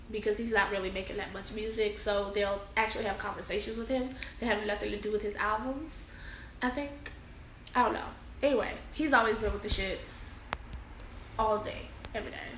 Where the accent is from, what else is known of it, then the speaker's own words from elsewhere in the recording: Chicago, Illinois, United States; So I'm from the West Side